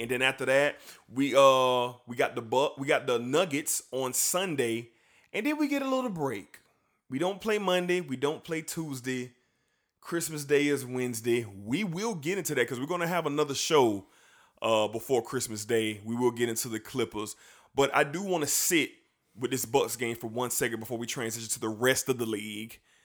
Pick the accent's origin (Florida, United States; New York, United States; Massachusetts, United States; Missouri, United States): Florida, United States; Jacksonville; We are from Jacksonville, Flor-, Florida, Duval County representatives